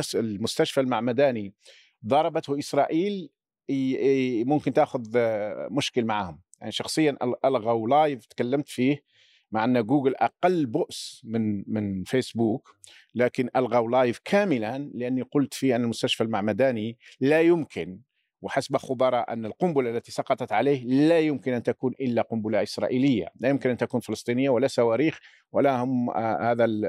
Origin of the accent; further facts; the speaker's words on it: Laghouat, Laghouat Province, Algeria; moved away as an adult; المدينة اللي أنا أصيل منها مدينة الأقواط أين ولدت وعشت تقريبا حتى 19 سنة من عمري